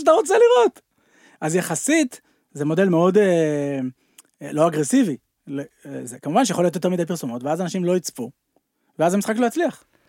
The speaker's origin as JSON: {"language": "Hebrew", "town": "Tel Aviv", "region": "Tel Aviv District", "country": "Israel", "tie": "born or raised there", "said": "גרתי בתל אביב, העיר הגדולה, סתם נולדתי בתל אביב"}